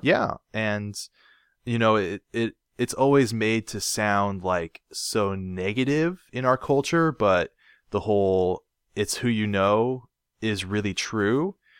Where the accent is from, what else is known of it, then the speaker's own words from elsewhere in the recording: Portland, Oregon, United States; I was born in, in Northwest Portland.